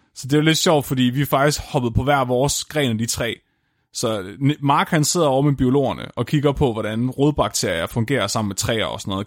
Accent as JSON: {"language": "Danish", "area": "Tåsinge", "region": "Southern Denmark", "country": "Denmark", "said": "jeg er fra Tåsingen"}